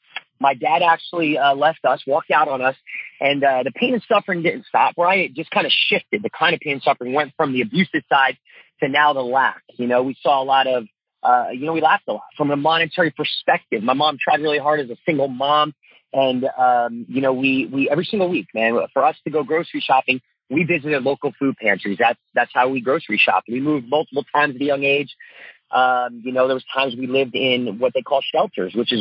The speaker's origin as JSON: {"language": "English", "region": "New Jersey", "country": "United States", "tie": "born or raised there", "also_born_or_lived": "Tulsa, Oklahoma", "moved": "as an adult", "said": "growing up in Jersey"}